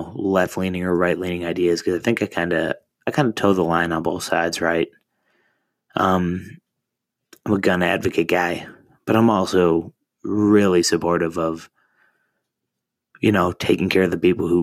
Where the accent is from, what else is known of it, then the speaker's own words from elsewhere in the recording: Ohio, United States; moved away; I'm originally from Ohio